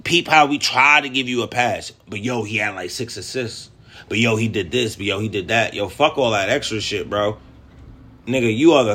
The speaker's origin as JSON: {"language": "English", "region": "New York", "country": "United States", "said": "I'm from New York, so I understand his lingo"}